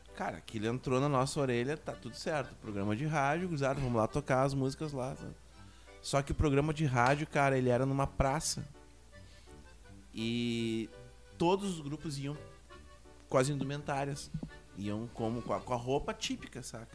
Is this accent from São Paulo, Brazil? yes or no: no; Uruguaiana, Rio Grande do Sul, Brazil; moved away; Nós viemos de Uruguaiana, tanto eu quanto o …